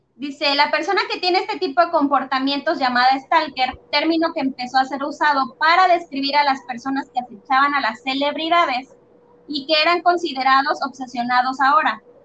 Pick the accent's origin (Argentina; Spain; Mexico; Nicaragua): Mexico; nuestra realidad en México